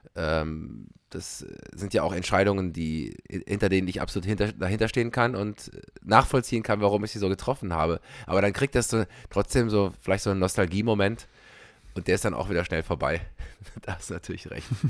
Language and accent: German; Belgium; moved away; also born or lived in Germany; als Belgier